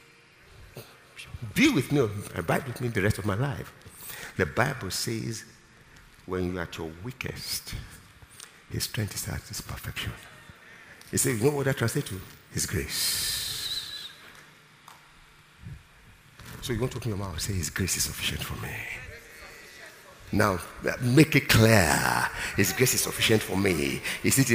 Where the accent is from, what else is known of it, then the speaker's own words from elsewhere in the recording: Nigeria; I'm strong as a Nigerian